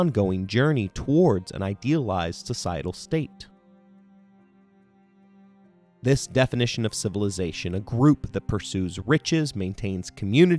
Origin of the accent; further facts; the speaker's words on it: Indiana, United States; my home state of Indiana